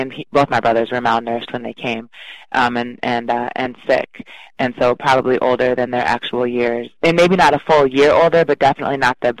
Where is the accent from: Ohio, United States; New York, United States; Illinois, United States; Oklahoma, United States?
Illinois, United States; Chicago; born there; So I was born in Chicago and immediately placed into foster care because my birth mom knew that she wasn't going to keep me.